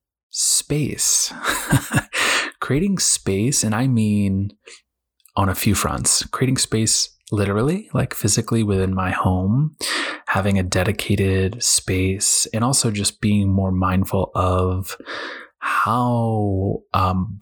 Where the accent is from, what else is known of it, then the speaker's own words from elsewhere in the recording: Boston, Massachusetts, United States; I was raised in New England, Boston area